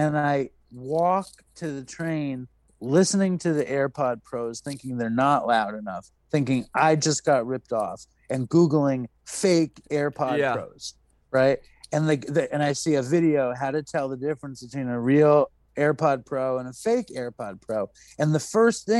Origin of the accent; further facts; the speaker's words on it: New York City, New York, United States; I grew up in New York City